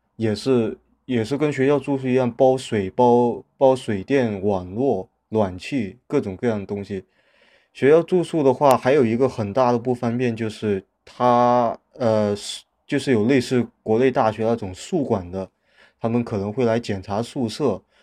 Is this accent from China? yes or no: yes; China; moved away as an adult; 我们中国人生活习惯一样